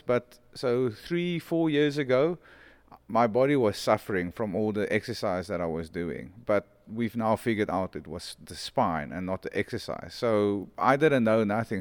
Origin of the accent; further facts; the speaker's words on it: South Africa; I didn't grow up as a South African. I grew up almost as a world